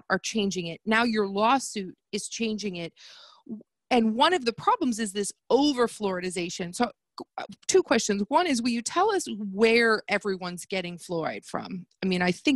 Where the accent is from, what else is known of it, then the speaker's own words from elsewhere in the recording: United States; moved away; I am American.